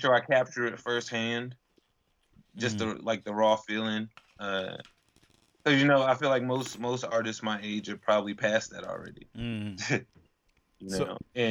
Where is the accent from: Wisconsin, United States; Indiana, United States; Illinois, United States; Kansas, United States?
Illinois, United States; Chicago; now in Las Vegas, United States; I was born in Chicago.